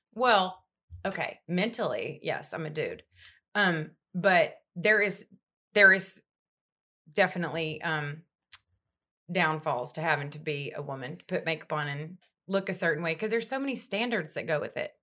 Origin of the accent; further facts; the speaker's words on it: Longview, Texas, United States; I grew up in Northeast Texas